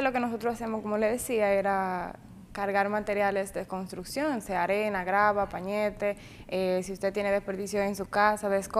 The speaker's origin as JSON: {"language": "Spanish", "town": "Jánico", "region": "Santiago", "country": "Dominican Republic", "said": "Eh, nací aquí en Santiago, pero soy de Jánico."}